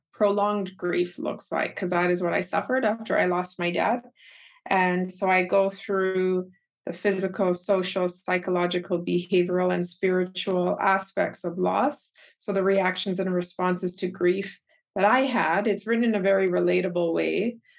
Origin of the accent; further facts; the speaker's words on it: Calgary, Alberta, Canada; I was born and raised in Calgary, Alberta, Canada, and both of my parents are native Keralites from Kerala, India